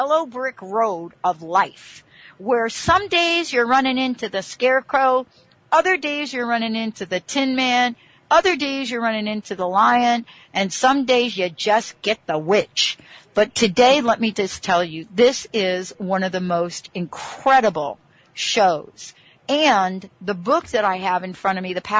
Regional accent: East Coast, United States; I'm from the East Coast

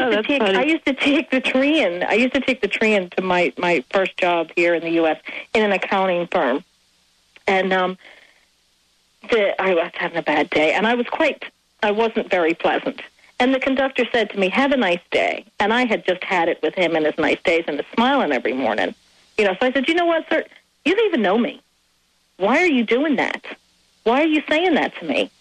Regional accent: Ireland; now in United States; I am Irish

